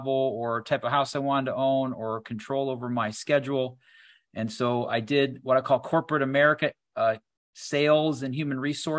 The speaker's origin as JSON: {"language": "English", "town": "Doylestown", "region": "Ohio", "country": "United States", "tie": "born or raised there", "also_born_or_lived": "Bath, Ohio", "said": "I'm originally from a small town called Doylestown, Ohio."}